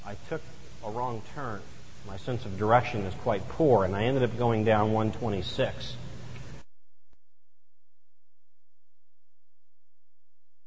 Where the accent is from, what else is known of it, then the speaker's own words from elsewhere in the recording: the South, United States; moved away; I grew up in the South